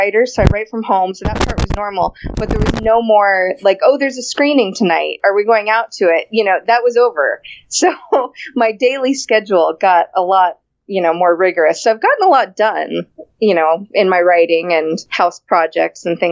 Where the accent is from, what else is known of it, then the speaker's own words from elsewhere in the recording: Florida, United States; I grew up in Florida, so the beach is always a thing